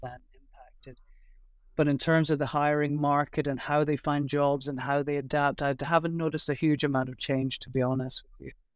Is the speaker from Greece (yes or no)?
no; Scotland, United Kingdom; moved away as an adult; also born or lived in Shanghai; now in Taiwan; I'm originally from Scotland, although I've been in Asia for about fourteen